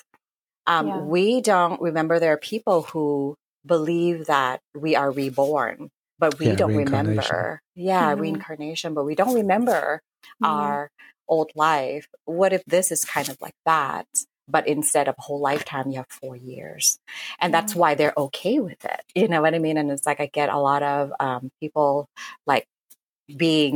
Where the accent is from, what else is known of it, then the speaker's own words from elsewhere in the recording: Thailand; moved away; I grew up in Thailand, though I'm not Buddhist